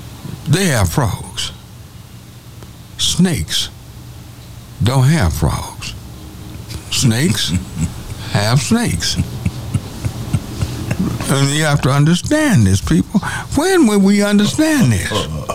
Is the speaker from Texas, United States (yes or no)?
yes; Denton, Texas, United States; I'm from Denton.